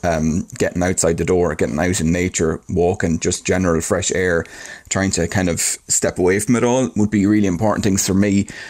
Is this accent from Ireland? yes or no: yes; Ireland; we're Irish and that's the way we do things